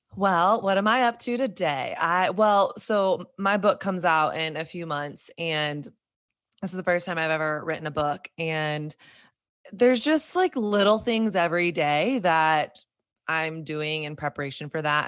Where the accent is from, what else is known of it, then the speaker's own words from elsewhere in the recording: Southern Bible Belt, United States; moved away as an adult; now in New York City, United States; me growing up in Southern Bible Belt evangelical culture